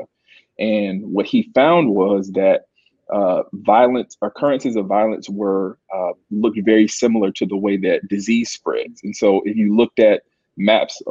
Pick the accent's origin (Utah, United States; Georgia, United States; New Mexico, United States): Georgia, United States; Columbus; moved away; I'm from Columbus, and I've been back in Columbus a couple of years now